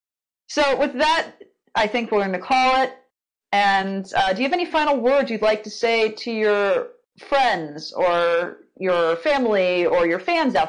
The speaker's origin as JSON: {"language": "English", "country": "United States", "said": "I'm American"}